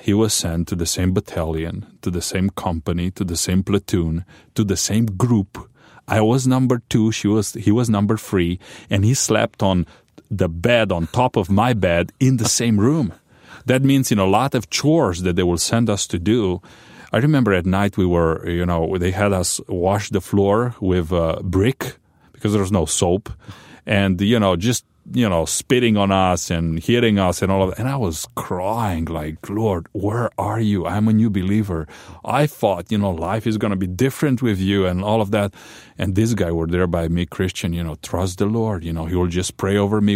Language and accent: English; Romania; born or raised there; English is a second language; moved away as an adult; also born or lived in Chicago